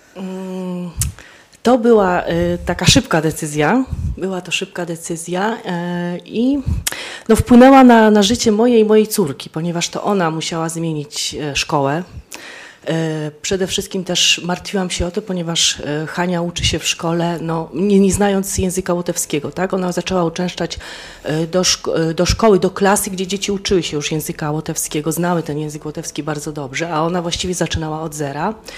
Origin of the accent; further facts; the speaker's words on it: Poland; moved away as an adult; now in Daugavpils, Latvia